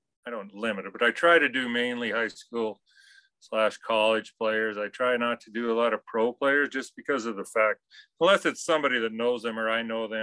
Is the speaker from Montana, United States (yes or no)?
yes; Chester, Montana, United States; I grew up in Chester